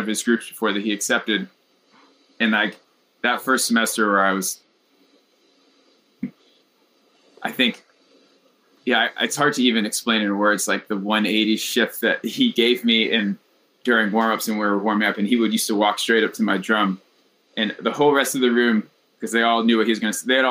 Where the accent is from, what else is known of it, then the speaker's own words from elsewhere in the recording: North Carolina, United States; moved away as an adult; also born or lived in North Texas; I grew up in North Carolina, just like kind of middle of nowhere high school